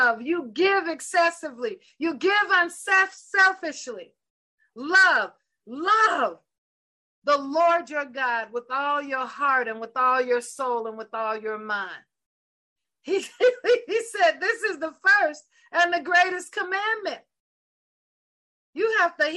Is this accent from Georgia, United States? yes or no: yes; the South, Georgia, United States; I'm from the South. I'm from the country here in Georgia in the U.S. So we say stuff like that.